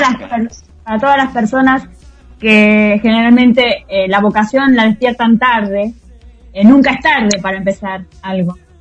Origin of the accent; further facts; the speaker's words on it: Tandil, Buenos Aires Province, Argentina; Yo en el cine dos veces con mi amiguita del colegio eh, en Tandil, en la matiné